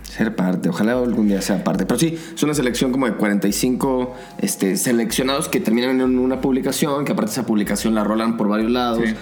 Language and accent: Spanish; Zapopan, Jalisco, Mexico; yo soy de Zapopan